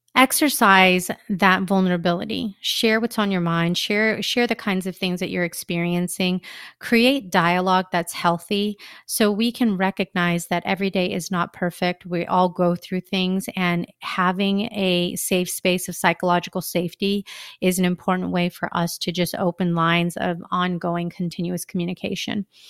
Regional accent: United States; I am a Filipino American

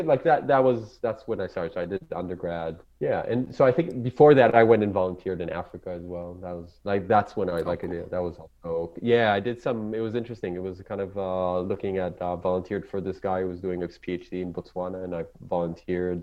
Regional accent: Jerusalem, Jerusalem District, Israel; first language Hebrew; English is a second language; moved away as an adult; now in Australia; growing up in Israel, it's like I grew up in Jerusalem

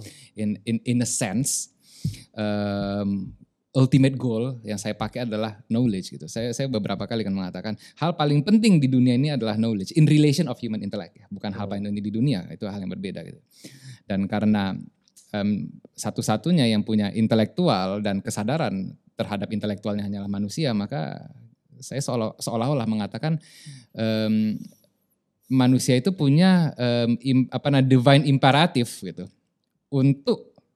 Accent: Medan, North Sumatra, Indonesia; also born or lived in South Tapanuli; now in Lombok, Indonesia; saya nggak mau disebut orang Lombok, orang Medan sampai mati

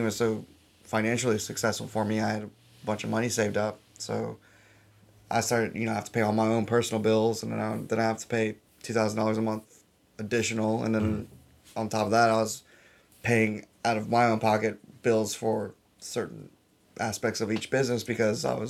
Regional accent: New Orleans, Louisiana, United States; now in Bryan, United States; I'm from New Orleans

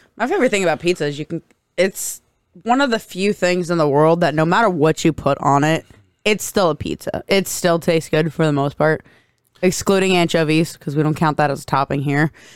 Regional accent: United States; I'm American

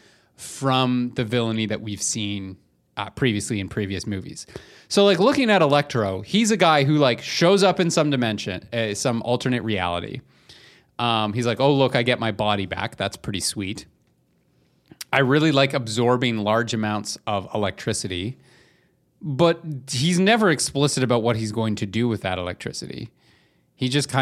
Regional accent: Canada; we're from Canada

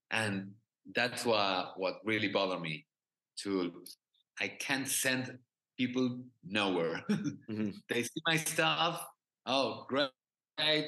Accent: Argentina; English is a second language; I'm from Argentina

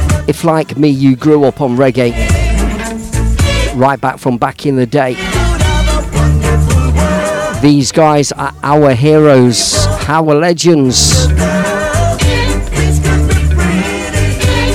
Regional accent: Leicester, East Midlands, United Kingdom; also born or lived in Melton Mowbray, Leicestershire; when we were teenagers growing up in Leicester, round near the old Filbert Street, Leicester City football ground. We all grew up around there

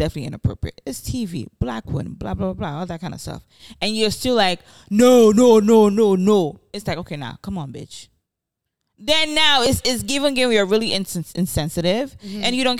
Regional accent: New York City, New York, United States; I grew up in the Bronx.

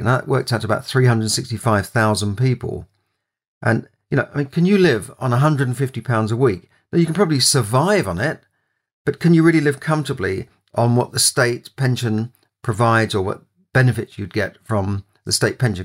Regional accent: London, United Kingdom; I grew up in London, uh, when, you know, in a part of London called Camden

